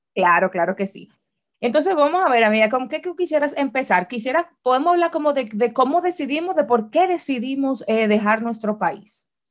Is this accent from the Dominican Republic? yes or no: yes; Dominican Republic; moved away as an adult; yo salí de mi casa en República Dominicana a vivir ya aquí